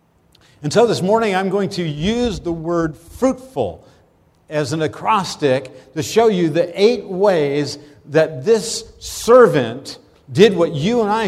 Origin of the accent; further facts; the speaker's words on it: Pennsylvania, United States; moved away as an adult; also born or lived in Brooklyn; I actually had grown up in Pennsylvania